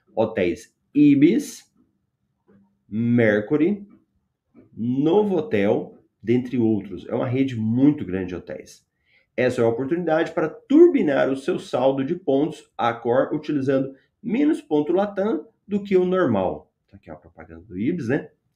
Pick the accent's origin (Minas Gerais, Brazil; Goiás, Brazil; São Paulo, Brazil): Goiás, Brazil; Goiânia; eu sou de Goiânia